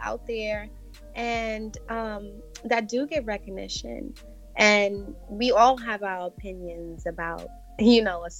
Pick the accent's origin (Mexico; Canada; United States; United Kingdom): United States; New York; Yes, I was.